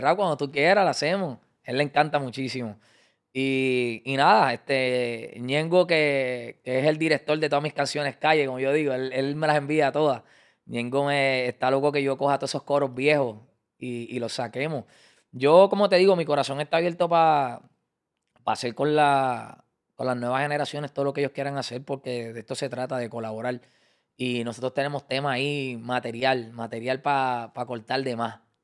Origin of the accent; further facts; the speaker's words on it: Carolina, Puerto Rico; yo soy de Carolina